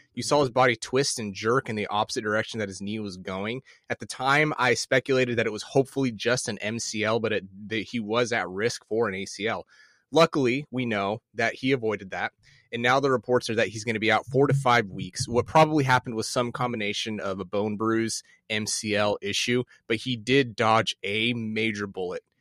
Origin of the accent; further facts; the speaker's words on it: Midwest, United States; I grew up in the Midwest